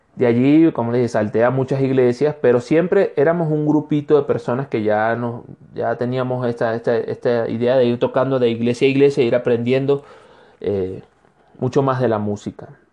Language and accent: Spanish; Barcelona, Anzoátegui, Venezuela; now in Ecuador; Barcelona, estado Anzuategui, que es donde, de donde yo soy, con mucho orgullo.